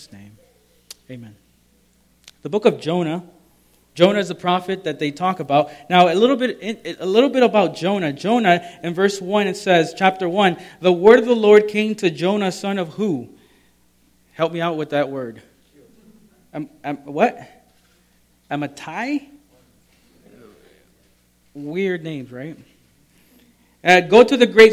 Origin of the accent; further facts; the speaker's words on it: El Salvador; moved away; also born or lived in Maryland; I'm from El Salvador, and it's a tropical area